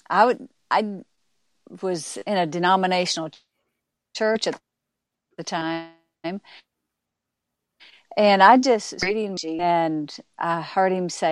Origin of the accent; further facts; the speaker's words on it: Arkansas, United States; I was raised in Arkansas